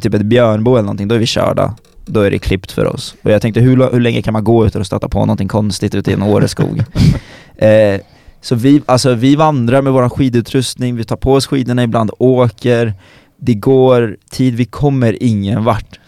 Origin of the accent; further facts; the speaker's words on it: Stockholm, Stockholm County, Sweden; som stockholmare